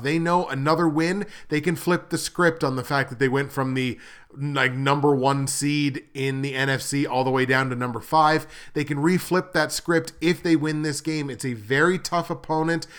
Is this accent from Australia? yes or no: no; Canada; I'm Canadian